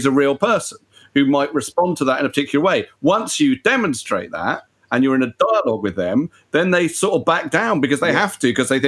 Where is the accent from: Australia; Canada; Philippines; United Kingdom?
United Kingdom; Just as a British person